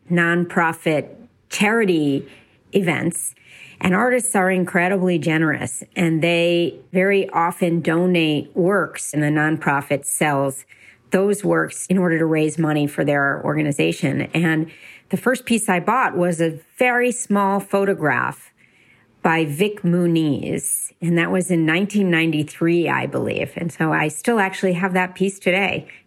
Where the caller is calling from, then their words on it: Westchester, New York, United States; from Westchester, New York, in a house full of boxes as we just sold our New York apartment and have moved all of that, including our art collection, into our house in Westchester.